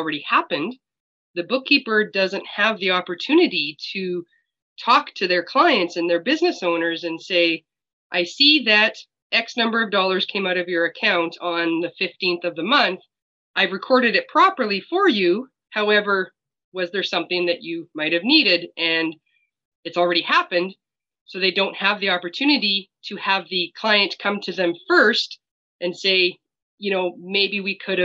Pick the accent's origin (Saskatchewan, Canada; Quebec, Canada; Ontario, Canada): Saskatchewan, Canada; I am from Saskatchewan, Canada